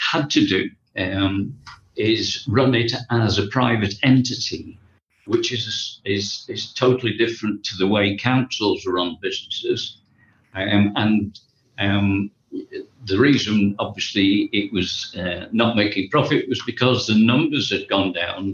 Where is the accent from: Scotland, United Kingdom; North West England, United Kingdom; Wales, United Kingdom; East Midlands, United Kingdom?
East Midlands, United Kingdom; Buxton; I was uh, born and brought up in a town called Buxton, which is in Derbyshire